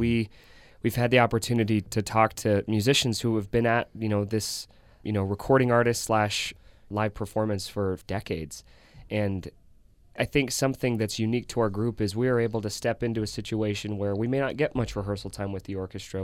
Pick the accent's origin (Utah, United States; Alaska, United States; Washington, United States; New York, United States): Utah, United States; Centerville; I grew up in Davis County in Centerville, Utah